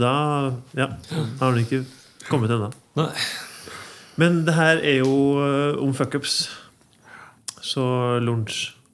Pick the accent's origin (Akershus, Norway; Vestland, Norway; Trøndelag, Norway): Trøndelag, Norway; Ytterøya; jeg er jo ikke fra Inderøya, jeg er fra Ytterøya. Mm. Oppvokst